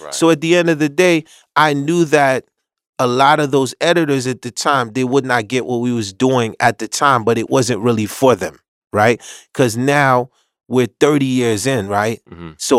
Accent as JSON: {"language": "English", "country": "Haiti", "said": "The once again, I came from Haiti."}